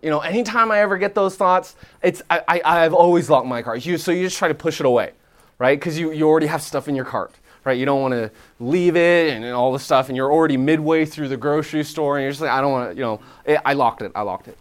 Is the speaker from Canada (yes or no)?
yes; Canada; moved away as an adult; now in Nashville, United States; I'm Canadian